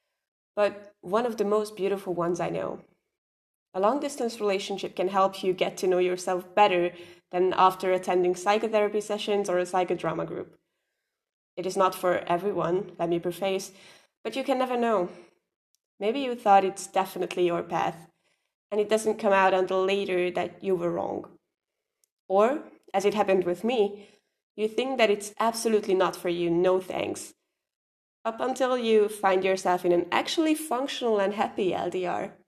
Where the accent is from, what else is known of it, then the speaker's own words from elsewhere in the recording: Hungary; I am from Hungary